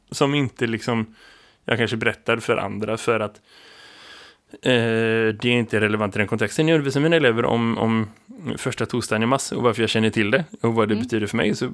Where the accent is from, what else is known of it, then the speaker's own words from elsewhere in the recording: Västra Götaland, Sweden; för du vet, jag är från Dalsland